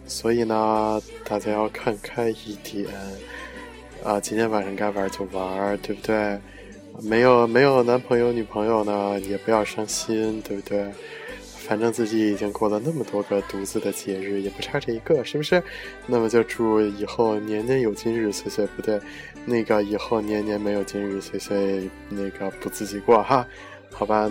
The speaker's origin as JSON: {"language": "Chinese", "country": "China", "said": "虽然说我们是中国人"}